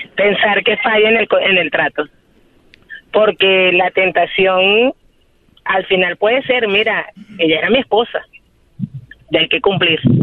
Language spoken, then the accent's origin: Spanish; Venezuela; moved away as an adult; now in Chicago, United States; Soy venezolana y tengo un año medio viviendo en Chicago